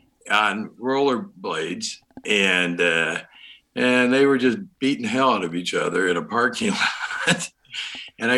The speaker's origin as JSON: {"language": "English", "town": "Baltimore", "region": "Maryland", "country": "United States", "said": "I'm from Baltimore"}